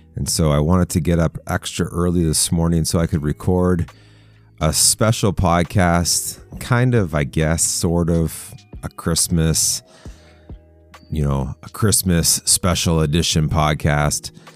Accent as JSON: {"language": "English", "country": "Canada", "said": "I'm Canadian"}